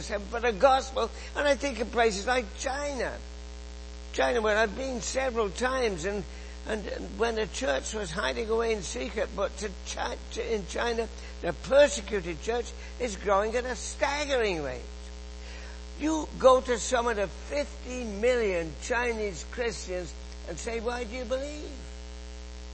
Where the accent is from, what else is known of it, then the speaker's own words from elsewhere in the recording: England, United Kingdom; moved away as an adult; now in Canada; you can tell from my accent that I grew up in England.